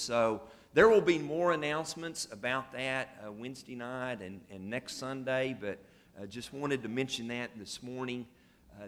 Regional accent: Oklahoma, United States; now in Paris, United States; I'm from Oklahoma, and so I'm an Oklahoma fan.

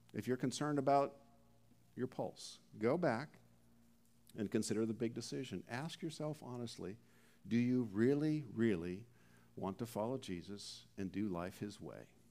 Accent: Canada; We're from Canada

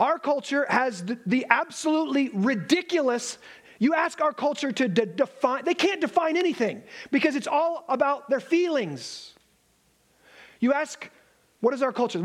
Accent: Alabama, United States; I am from Alabama

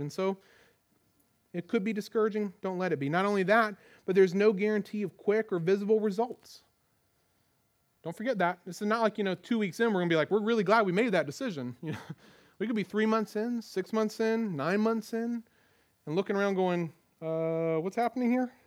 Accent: United States; as American Christians

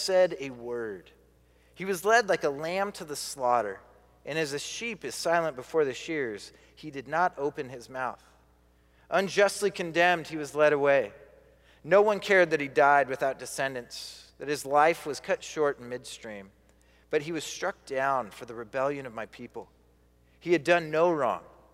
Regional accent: Billings, Montana, United States; The only person born in Billings, Montana was just me.

